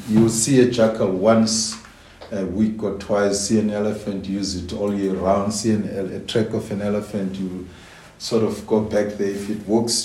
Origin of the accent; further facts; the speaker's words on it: Gweta, Central District, Botswana; Gweta is my hometown.